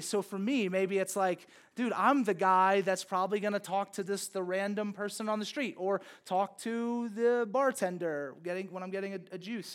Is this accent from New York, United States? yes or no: no; Louisiana, United States; born or raised there